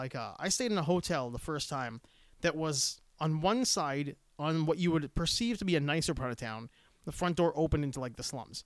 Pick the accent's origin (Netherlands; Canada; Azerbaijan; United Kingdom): Canada; Especially if they know I'm from Canada.